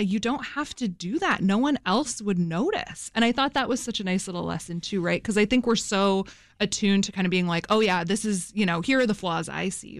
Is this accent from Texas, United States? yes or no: no; Fairbanks, Alaska, United States; my hometown of Fairbanks, Alaska